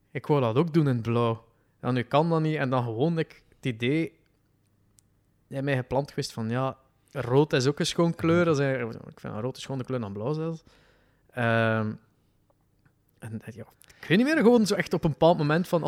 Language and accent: Dutch; West Flanders coast, Belgium; accent: West Flemish; Ik ben dus van de kust.